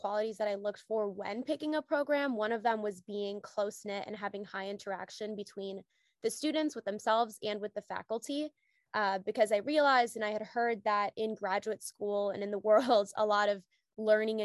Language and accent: English; Michigan, United States; I'm originally from Michigan